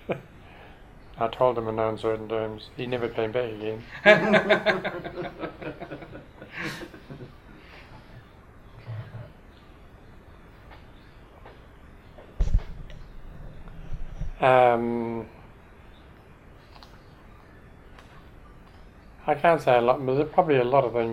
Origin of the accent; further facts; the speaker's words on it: Christchurch, Canterbury, New Zealand; moved away as an adult; I came out from Christchurch, because that's my hometown